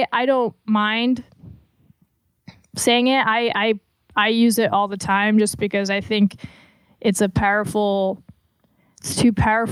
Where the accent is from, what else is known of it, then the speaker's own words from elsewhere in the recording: Atlanta, Georgia, United States; born there; Like I was born in Atlanta.